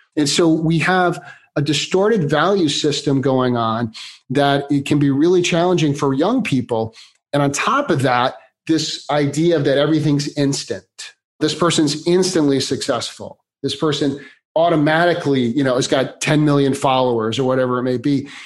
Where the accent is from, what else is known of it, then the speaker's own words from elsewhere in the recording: Chicago, Illinois, United States; now in California, United States; Born and raised in Chicago, been in here in California for about the last 25 years.